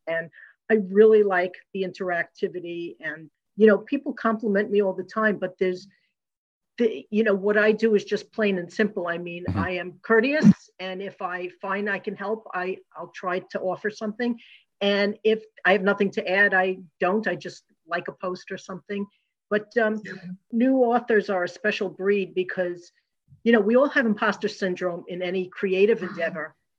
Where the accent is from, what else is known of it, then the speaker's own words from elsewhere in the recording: New York, United States; moved away; I'm from originally from New York